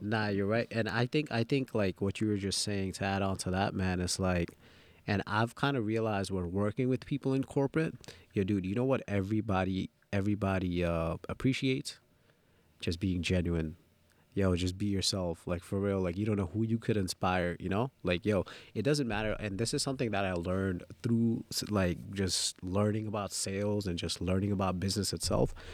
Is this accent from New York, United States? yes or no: yes; New York City, New York, United States; English is a second language; also born or lived in Dhaka, Bangladesh; So I came straight from Dhaka, and I, and I moved to Jamaica Queens